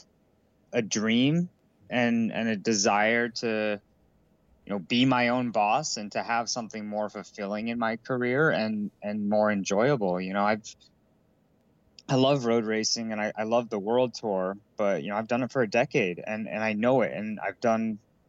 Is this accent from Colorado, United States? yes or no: yes; Colorado, United States; as a kid growing up in Colorado